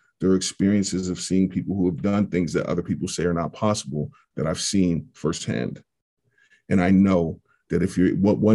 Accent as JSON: {"language": "English", "town": "Pittsburgh", "region": "Pennsylvania", "country": "United States", "tie": "born or raised there", "said": "get drafted by my favorite team since birth, play there three quarters of my career, and win a championship in my hometown"}